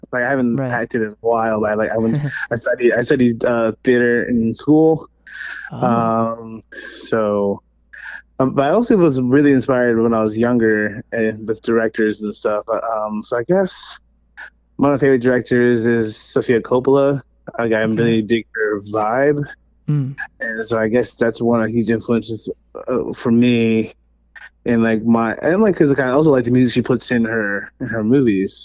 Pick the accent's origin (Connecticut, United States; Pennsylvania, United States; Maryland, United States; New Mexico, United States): Pennsylvania, United States; Ardmore; also born or lived in South Philadelphia; now in Philadelphia, United States; I'm from Ardmore. I'm from the suburbs of Philly.